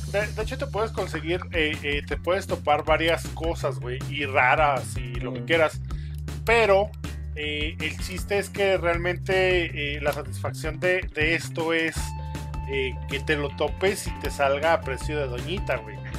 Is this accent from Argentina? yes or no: no; Mexico; como mal mexicano, güey, que somos